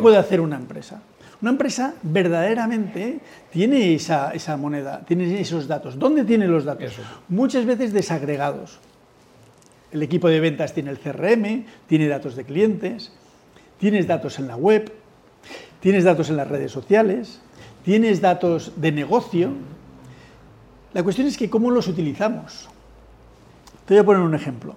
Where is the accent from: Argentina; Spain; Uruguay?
Spain